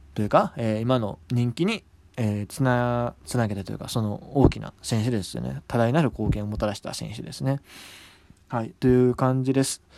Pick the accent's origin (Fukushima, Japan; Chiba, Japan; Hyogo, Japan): Hyogo, Japan; 僕、兵庫出身なんですけど